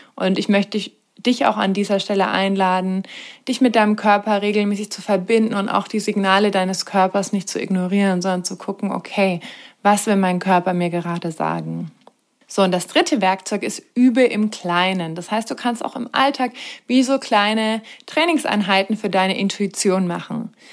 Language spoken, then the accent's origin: German; Germany; bei uns in Deutschland